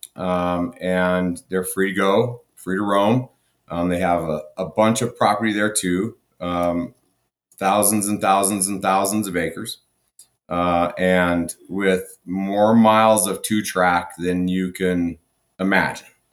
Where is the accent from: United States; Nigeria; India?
United States; Durango, Colorado; we come back to my hometown, Durango, Colorado